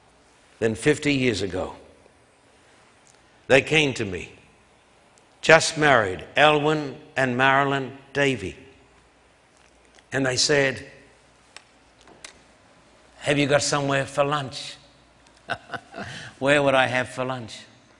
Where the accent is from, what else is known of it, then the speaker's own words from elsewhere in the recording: Brisbane, Queensland, Australia; I left home when I was 16 years of age, a skinny boy growing up in Brisbane. My parents paid for my train fare, and I traveled almost 1,000 miles up into the tropics.